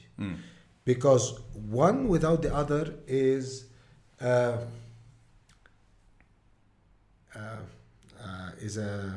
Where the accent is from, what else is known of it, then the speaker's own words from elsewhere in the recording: Deir al-Qamar, Mount Lebanon, Lebanon; English is a second language; Deir al-Amar has, my hometown, has very nice historical heritage